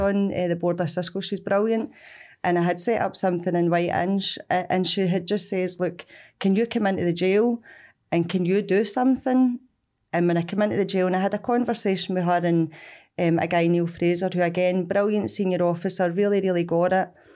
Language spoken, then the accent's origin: English; Glasgow, Scotland, United Kingdom; also born or lived in Bishopbriggs; growing up in Springburn, Evans Park Street.